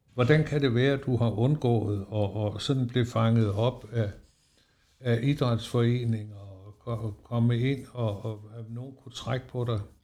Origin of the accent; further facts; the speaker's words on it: Esbjerg, Southern Denmark, Denmark; now in Helsingør, Denmark; Jeg har boet heroppe i 50 år, fordi jeg er jo fra Esbjerg